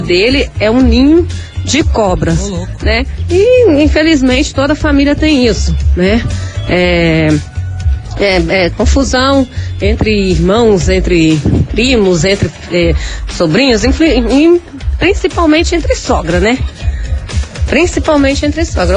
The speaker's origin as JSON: {"language": "Portuguese", "region": "interior of Rio de Janeiro", "country": "Brazil", "moved": "as an adult", "lives_now": "Paraná, Brazil", "said": "Foi o motivo de a gente ter vindo morar no Paraná, que a gente é lá do interior do Rio"}